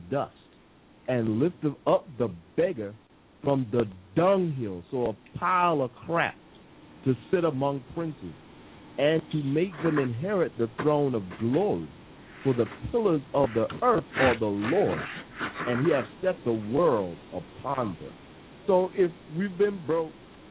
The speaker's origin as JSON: {"language": "English", "country": "United States", "moved": "yes", "lives_now": "England, United Kingdom", "said": "I'm the American here in England"}